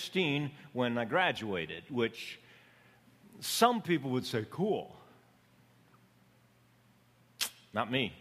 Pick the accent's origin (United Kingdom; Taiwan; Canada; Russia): Canada; Canadian Prairies; also born or lived in Ecuador; now in Los Angeles, United States; I was born on the Canadian prairies.